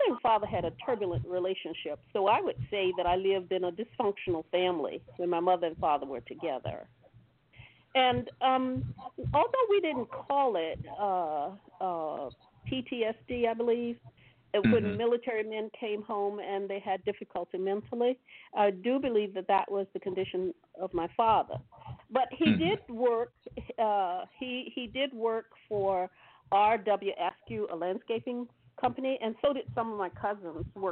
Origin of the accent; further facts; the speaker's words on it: Suffolk, Virginia, United States; I was born in Suffolk, Virginia.